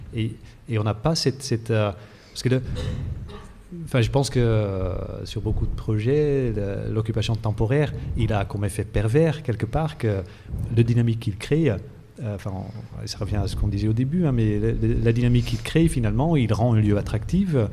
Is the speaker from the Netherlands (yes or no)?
yes; Netherlands; moved away; je viens des Pays-Bas euh, moi-même